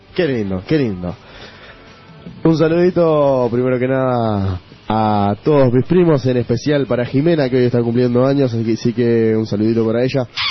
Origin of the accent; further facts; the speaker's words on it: Uruguay; todos tenemos un sello uruguayo